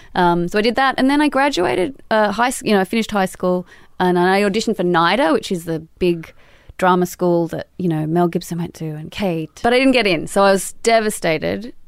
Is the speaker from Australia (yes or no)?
yes; Sydney, New South Wales, Australia; born or raised there; moved away as an adult